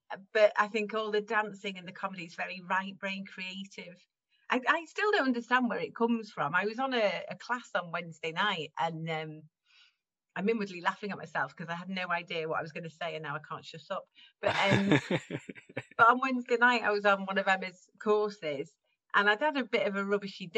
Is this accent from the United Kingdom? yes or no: yes; Caernarfon, Wales, United Kingdom; I grew up in Wales, in very Welsh Wales, in Carnarvon.